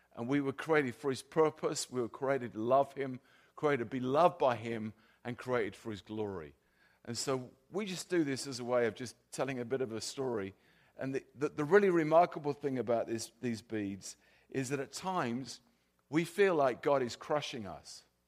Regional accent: South of England, United Kingdom; accent: South of England; also born or lived in California; now in Sweden; my, my accent is, is from the South of England, not the South of the U S

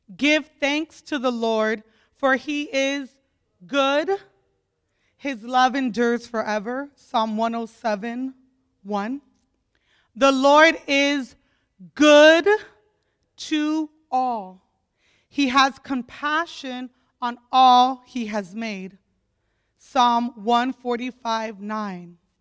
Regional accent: Opelika, Florida, United States; I grew up in Opelika, Florida

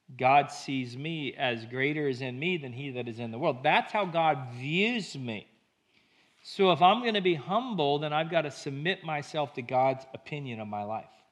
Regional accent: United States; we as American Christians use our faith

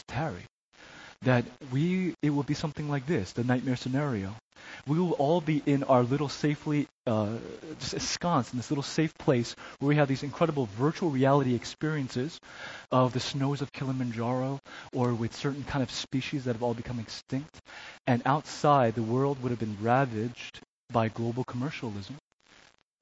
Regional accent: New Jersey, United States; moved away as an adult; also born or lived in Chicago; to live and grow up in New Jersey

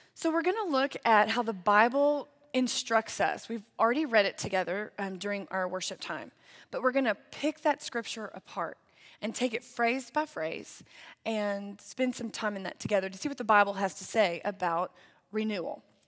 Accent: Lindale, Texas, United States; moved away as an adult; now in Amarillo, United States; I grew up in East Texas in the Tyler area, but the actual town was called Lindale

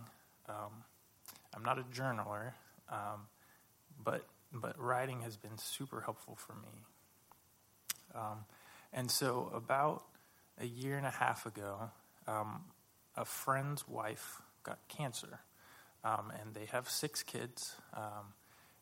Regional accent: California, United States; moved away as an adult; I grew up in California, and we moved here about almost 2 years ago.

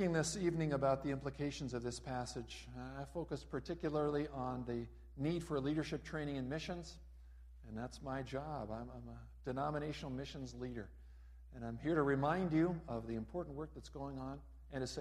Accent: Los Angeles, California, United States; moved away; also born or lived in Raymond, Minnesota; I grew up in Los Angeles, California

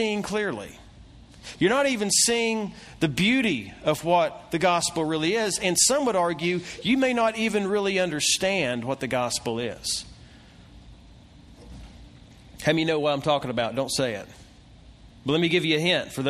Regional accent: Kingsport, Tennessee, United States; I was raised in East Tennessee, Kingsport, Tennessee, John City, Bristol, Tri-Cities

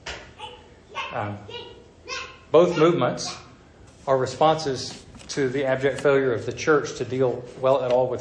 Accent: the South, United States; accent: southern; my southern accent

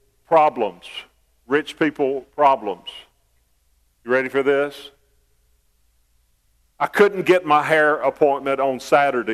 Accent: United States; I was born in America, a land of freedom and riches

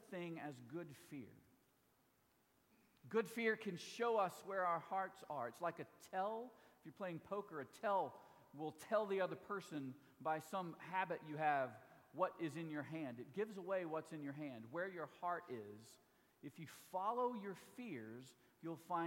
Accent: Mississippi, United States; my home state

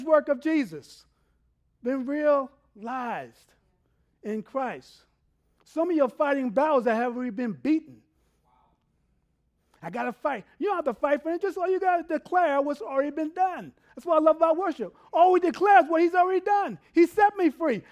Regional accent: New York City, New York, United States; now in Texas, United States; I grew up in New York City.

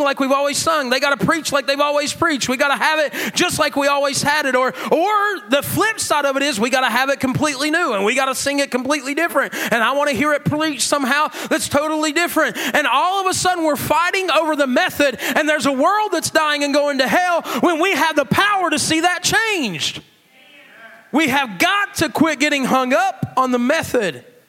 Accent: McDowell County, West Virginia, United States; I'm from McDowell County. We probably didn't have computers even when everybody else did

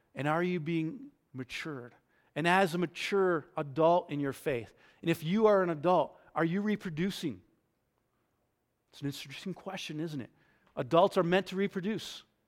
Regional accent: New York, United States; I grew up in New York.

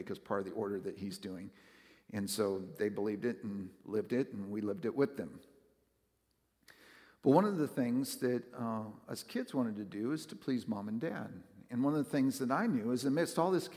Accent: West Coast, United States; now in Northern Kentucky/Southern Ohio, United States; I grew up on the West Coast

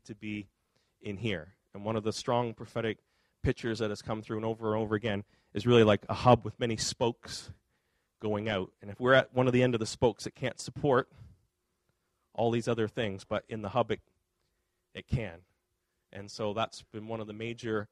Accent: Nova Scotia, Canada; now in Fredericton, Canada; I'm from Nova Scotia. Angela's dad's there. My parents are there

